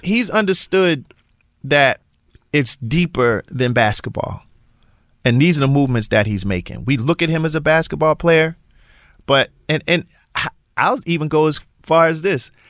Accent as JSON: {"language": "English", "town": "Philadelphia", "region": "Pennsylvania", "country": "United States", "said": "I am from Philly. And I do understand what being in the Super Bowl means for my city"}